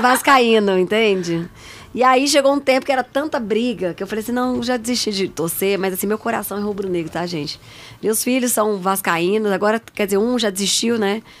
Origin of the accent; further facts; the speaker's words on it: Brasília, Federal District, Brazil; Nasci em Brasília. Sou filha de nordestinos, meus pais